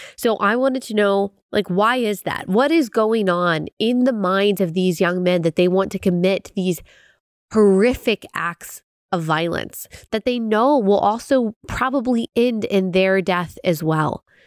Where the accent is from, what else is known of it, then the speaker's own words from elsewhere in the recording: Dallas, Texas, United States; I grew up in Dallas